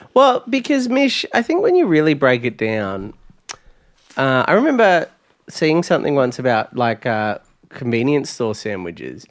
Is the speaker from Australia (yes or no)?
yes; near Traralgon, Victoria, Australia; when the Subway opened in my hometown